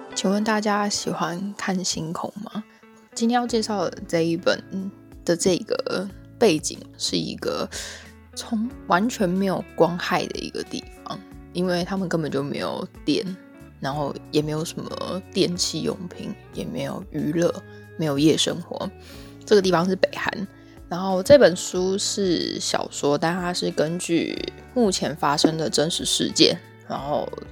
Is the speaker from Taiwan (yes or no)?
yes; Taiwan; 我们就是出生在相对民主、安稳、富饶的地方